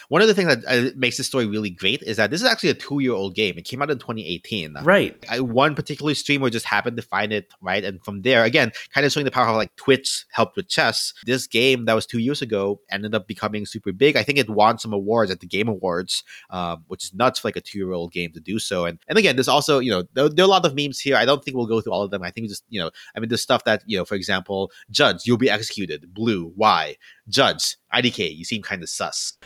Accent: Philippines; now I'm Filipino

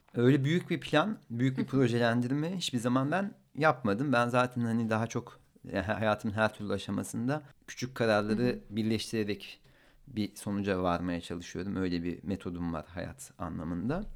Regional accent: Ankara, Turkey; Ankaralıyım ben

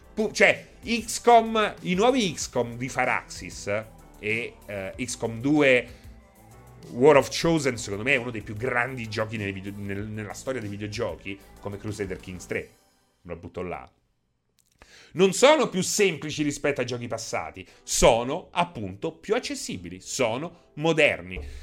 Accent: Rome, Lazio, Italy; noi di Roma

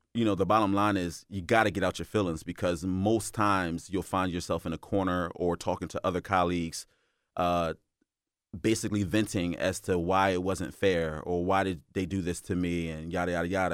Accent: Philadelphia, Pennsylvania, United States; moved away as an adult; now in Delaware, United States; am born and raised in Philadelphia

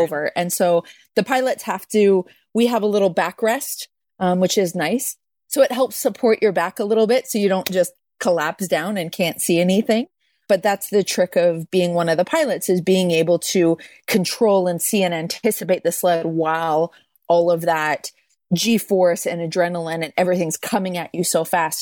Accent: Calgary, Alberta, Canada; I grew up in Calgary

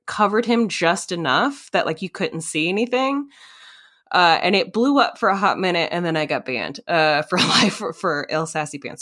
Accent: Minnesota, United States; moved away; also born or lived in North Carolina; in Minnesota. Yeah, I I do slip into that accent sometimes because I also grew up a little bit in uh, North Carolina

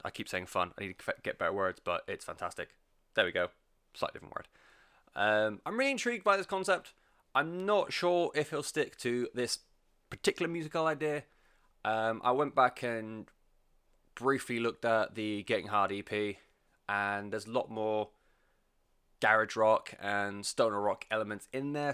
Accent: England, United Kingdom; I'm English and I anglicize everything

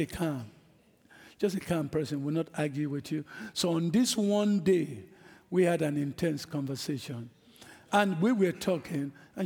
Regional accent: Nigeria; moved away; I'm an African. I'm from Nigeria

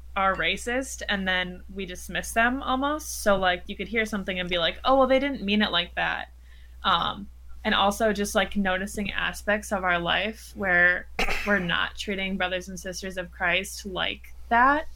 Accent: Wisconsin, United States; I'm from Wisconsin

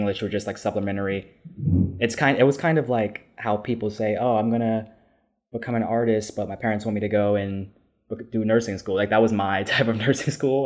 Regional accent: New York City, New York, United States; I was born and raised in New York City, uh, specifically in Harlem.

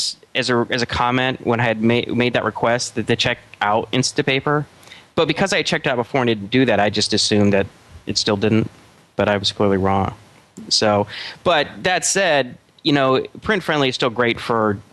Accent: United States; us Americans, we speak English 2.0

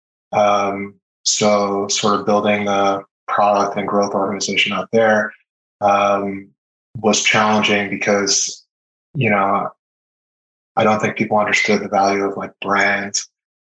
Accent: Israel; born there; And I was born in Israel, I have an Israeli passport, I speak Hebrew. So I have some family out there.

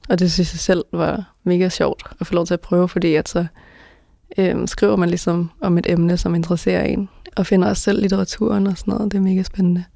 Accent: Denmark; jeg er født og opvokset i Danmark

